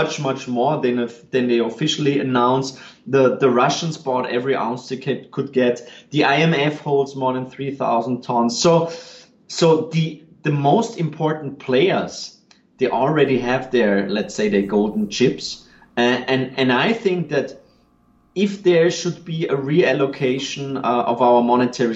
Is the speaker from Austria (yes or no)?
yes; Austria; I'm from Austria